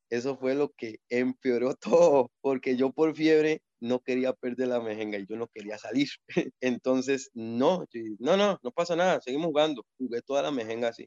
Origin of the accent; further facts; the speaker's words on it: Siquirres, Limón, Costa Rica; mi pueblo